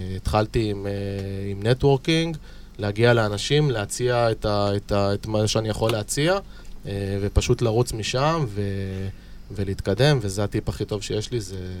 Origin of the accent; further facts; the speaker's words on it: Holon, Tel Aviv District, Israel; אני גר באזור, גדלתי באזור, למדתי בחולון